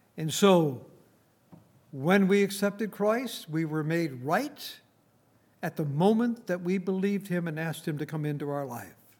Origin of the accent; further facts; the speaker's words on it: Saint Paul, Minnesota, United States; moved away; I was brought up in Saint Paul, Minnesota